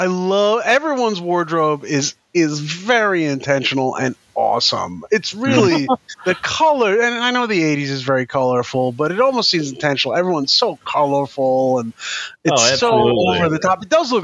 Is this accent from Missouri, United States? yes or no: no; Long Island, New York, United States; I grew up in suburbia. I grew up on Long Island